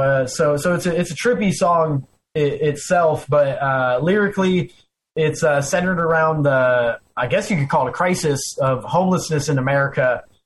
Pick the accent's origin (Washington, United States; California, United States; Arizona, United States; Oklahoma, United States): Arizona, United States; now in Florida, United States; I live in Florida, but I grew up in Arizona